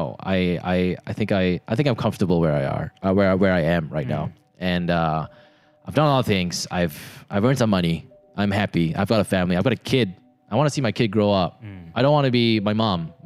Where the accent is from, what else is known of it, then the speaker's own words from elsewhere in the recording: Subang Jaya, Selangor, Malaysia; I grew up in Subang